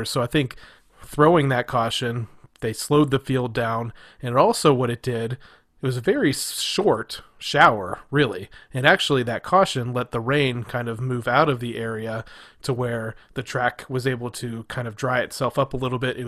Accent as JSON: {"language": "English", "region": "Ohio", "country": "United States", "said": "we're from Ohio"}